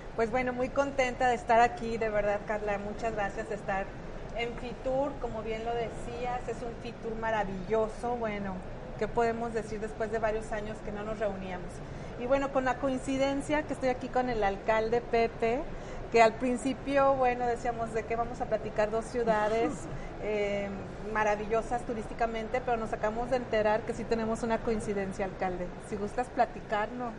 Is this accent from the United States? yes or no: no; Mexico; como decimos los mexicanos